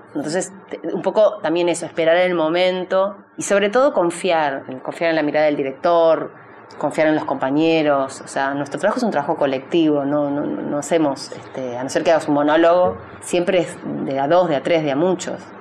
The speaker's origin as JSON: {"language": "Spanish", "country": "Uruguay", "also_born_or_lived": "Argentina", "moved": "yes", "lives_now": "San Isidro, Argentina", "said": "yo soy uruguaya, argentina, rusa"}